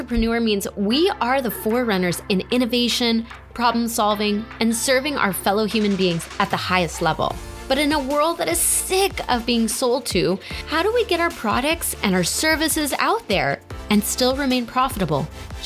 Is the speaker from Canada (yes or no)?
yes; Canada; I'm Canadian